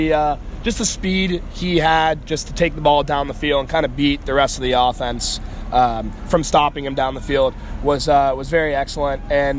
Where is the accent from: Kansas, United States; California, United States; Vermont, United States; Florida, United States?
Florida, United States; Fort Lauderdale; I'm from Fort Lauderdale, Florida.